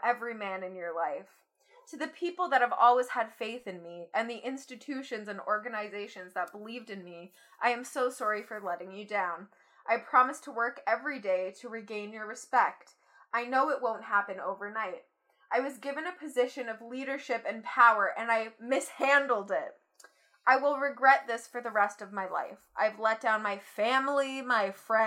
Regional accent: Canada; As a Canadian, being a teenager

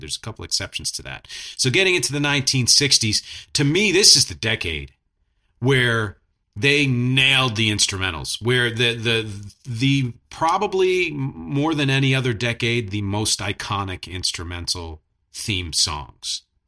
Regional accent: Philadelphia, Pennsylvania, United States; I'm from Philadelphia

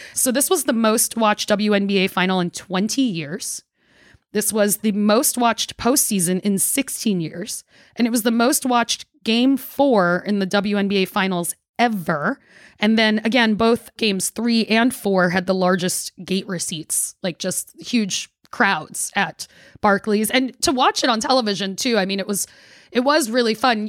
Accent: New York, United States; now in Washington, D.C., United States; So I grew up in New York and I was a Liberty fan

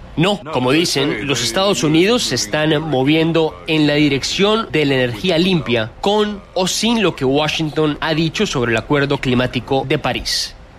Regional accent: Fiji; Yo soy de Fiji

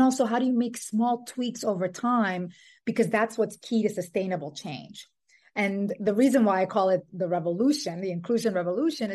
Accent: Dominican Republic; born or raised there; also born or lived in New York City, United States; now in Brooklyn, United States

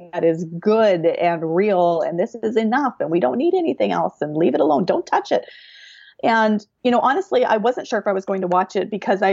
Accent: Canada; being a Canadian

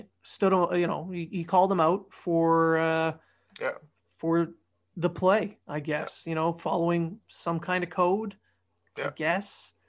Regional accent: Ontario, Canada; moved away; I grew up there.

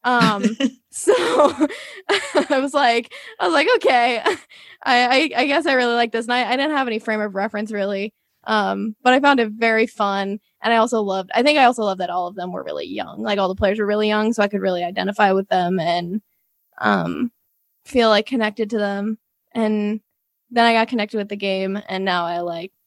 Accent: St. Louis, Missouri, United States; I'm from St. Louis

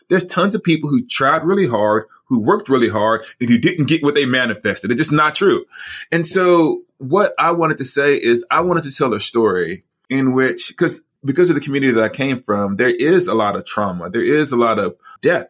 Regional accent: Alabama, United States; moved away as an adult; also born or lived in Rochester, New York; We're actually Southerners. We're from the South in Alabama

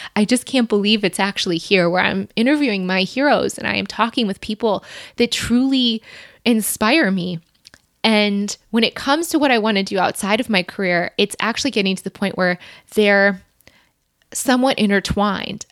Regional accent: Michigan, United States; moved away as an adult; also born or lived in Ohio / Chicago; we grew up in Ohio and then moved to Michigan when I was eight. I stayed there until I went to the University of Michigan and then moved off to Chicago.

